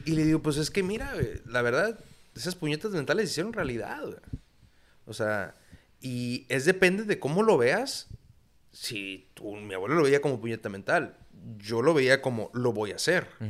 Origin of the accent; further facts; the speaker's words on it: Tijuana, Baja California, Mexico; also born or lived in United States / La Paz; toda mi vida he vivido aquí, en Tijuana, ha sido mi casa